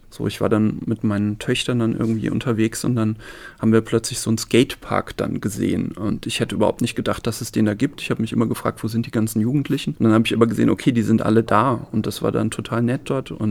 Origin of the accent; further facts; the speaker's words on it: Spießen-Elversberg, Saarland, Germany; Sie haben gerade dankenswerterweise gesagt, ich komme aus Neunkirchen, bin aber eigentlich noch, noch nicht mal aus der Stadt Neunkirchen, sondern aus dem Dorf Spießen-Elversberg.